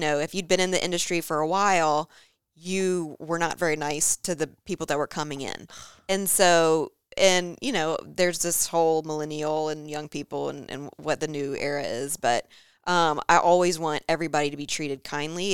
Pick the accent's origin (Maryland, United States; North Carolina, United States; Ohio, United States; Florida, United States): North Carolina, United States; Charlotte; growing up in Charlotte. I feel like it's a Charlotte family.